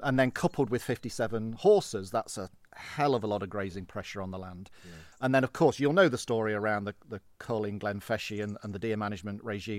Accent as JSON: {"language": "English", "town": "Derby", "region": "East Midlands", "country": "United Kingdom", "tie": "born or raised there", "lives_now": "Scotland", "said": "Well, I grew up in the Midlands. My dad worked on the railway, so we moved around quite a lot."}